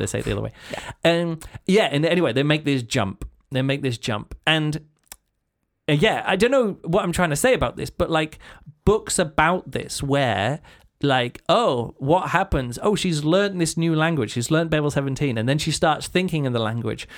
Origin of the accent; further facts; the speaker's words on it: England, United Kingdom; I'm English